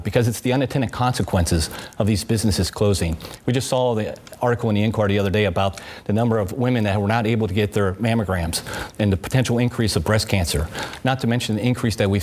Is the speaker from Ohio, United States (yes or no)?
yes; District 28, Ohio, United States; I grew up in District 28. That's where I went to school.